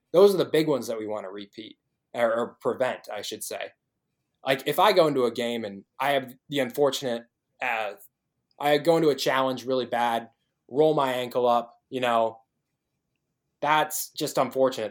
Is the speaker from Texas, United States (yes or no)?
no; Illinois, United States; moved away as an adult; also born or lived in Des Moines, Iowa; now in Iowa City, United States; I grew up in Illinois